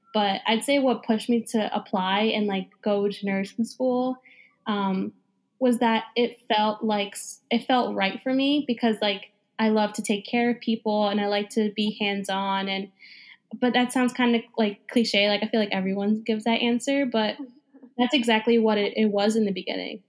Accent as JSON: {"language": "English", "region": "New Jersey", "country": "United States", "moved": "yes", "lives_now": "New York City, United States", "said": "I'm from New Jersey"}